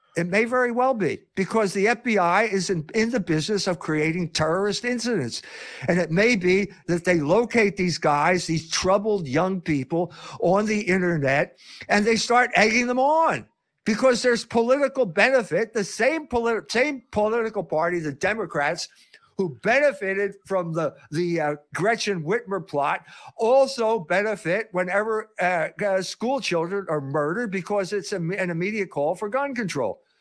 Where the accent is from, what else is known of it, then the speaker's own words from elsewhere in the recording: Philadelphia, Pennsylvania, United States; grew up with this in Philadelphia, the Mummers Parade.